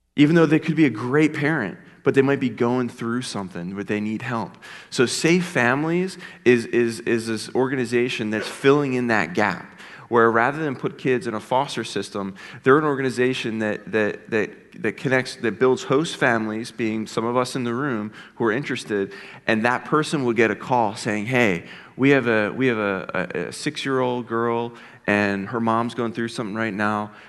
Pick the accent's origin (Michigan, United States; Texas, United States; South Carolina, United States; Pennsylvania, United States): Pennsylvania, United States; Philadelphia; now in Ohio, United States; I grew up in Philadelphia. Um, and, uh, I, I haven't always been an Ohioan, but, uh, I've lived in Ohio now for about seventeen, eighteen years.